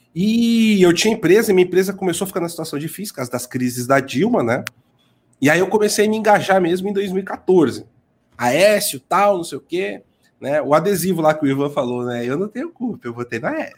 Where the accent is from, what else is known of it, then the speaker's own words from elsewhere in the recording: São Paulo, Brazil; Mas eu vim da Brasilândia